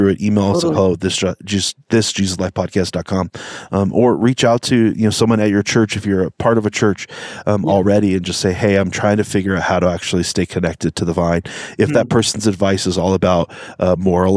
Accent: United States; We're American people

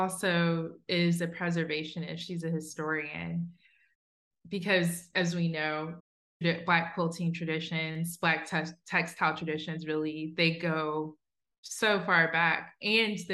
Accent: Southwest Ohio, United States; I grew up in Southwest Ohio

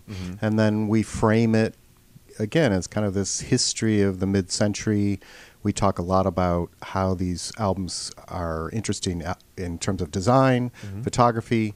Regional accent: Michigan, United States; also born or lived in Stockholm, Sweden / England; now in Rochester, United States; I grew up in Michigan

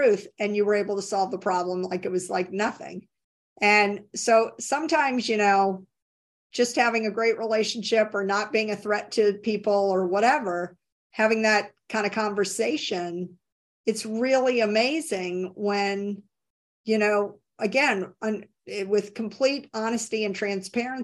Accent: Tennessee, United States; I grew up in Tennessee

